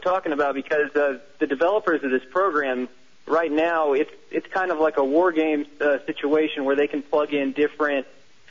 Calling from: Austin, Texas, United States; Austin, Texas.

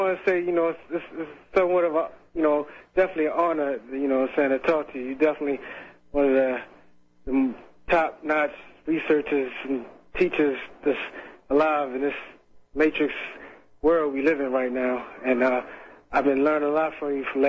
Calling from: Baltimore, Maryland, United States; I'm calling from Baltimore.

